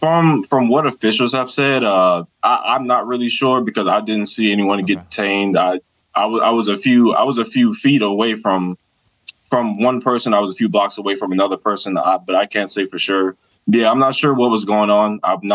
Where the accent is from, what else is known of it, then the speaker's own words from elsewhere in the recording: Georgia, United States; Born and raised in Georgia, you know, we going to church, baby.